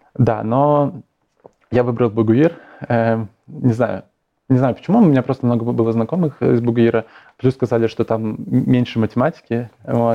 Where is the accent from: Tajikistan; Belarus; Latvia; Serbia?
Belarus; Ivye, Grodno Region; я из Иве, такой маленький городок в, Гро- в Гродненской